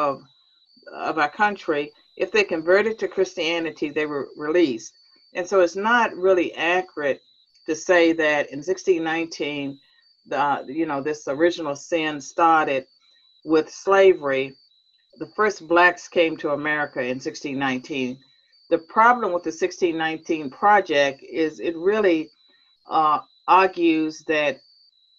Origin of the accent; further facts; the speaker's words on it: Virginia, United States; I was born and raised in Virginia